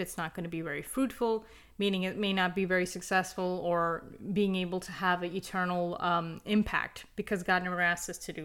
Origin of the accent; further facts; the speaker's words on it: United States; I'm personally from the United States